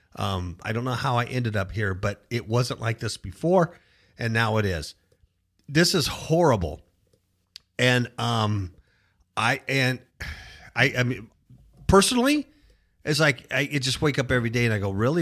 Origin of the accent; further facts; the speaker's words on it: California, United States; moved away as an adult; now in Las Vegas, United States; We came from Cuckoo, California. One of the big reasons we left California, lifelong Californians, born and raised there, to a state like Nevada